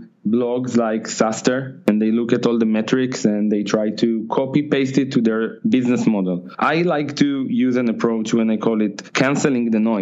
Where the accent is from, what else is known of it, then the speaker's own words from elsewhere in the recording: Tel Aviv, Tel Aviv District, Israel; I'm from Israel, from Tel Aviv.